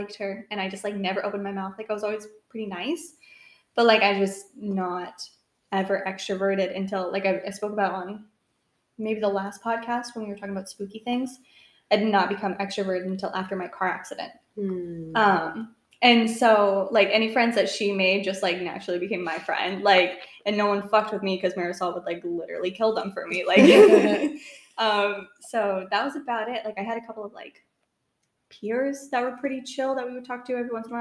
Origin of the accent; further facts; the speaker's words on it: Florida, United States; also born or lived in Maine; I was born in Maine, and then my parents were both like from Maine. Moved down to Florida, and so we knew literally nobody